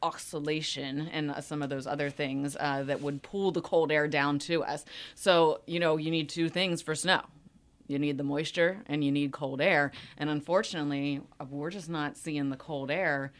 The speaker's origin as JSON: {"language": "English", "town": "Pittsburgh", "region": "Pennsylvania", "country": "United States", "tie": "born or raised there", "also_born_or_lived": "South Florida", "moved": "yes", "lives_now": "Central Pennsylvania, United States", "said": "I grew up in Pittsburgh"}